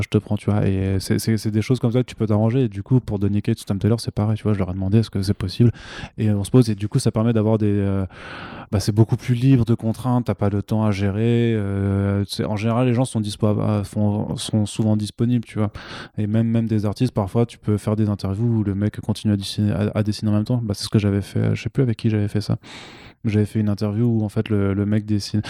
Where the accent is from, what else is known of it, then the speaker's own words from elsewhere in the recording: France; en tant que Français